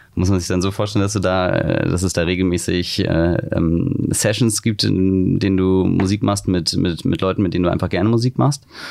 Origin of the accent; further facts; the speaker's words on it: near Wiesbaden, Hesse, Germany; now in Hamburg, Germany; in der Nähe von Wiesbaden